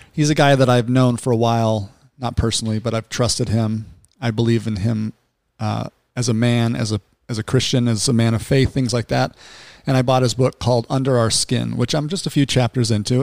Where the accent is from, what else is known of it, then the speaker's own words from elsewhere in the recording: Salt Lake City, Utah, United States; I grew up in Salt Lake City